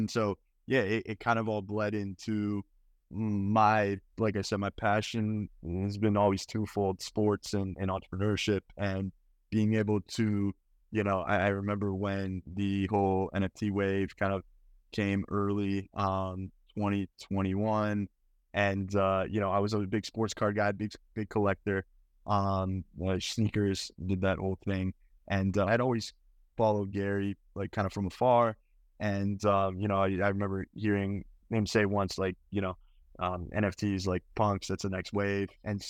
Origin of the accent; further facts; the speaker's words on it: Edmonton, Alberta, Canada; the physical market I'm from Edmonton, is only so big.